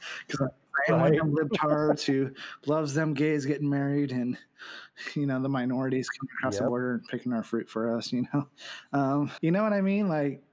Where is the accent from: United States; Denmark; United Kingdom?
United States; Saegertown, Pennsylvania; I grew up in Sagertown. You know, it's a blip on the map.